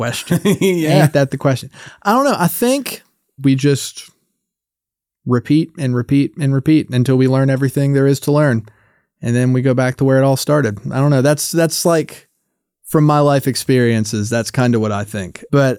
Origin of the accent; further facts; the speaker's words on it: the South, United States; And I grew up in the South. So like ghost stories and hoodoo and folklore is like such a big part of the culture down there.